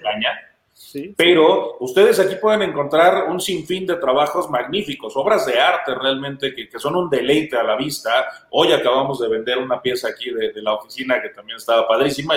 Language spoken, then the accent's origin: Spanish; Pátzcuaro, Michoacán, Mexico; estos tejados rojos y casitas blancas tan característicos de mi pueblo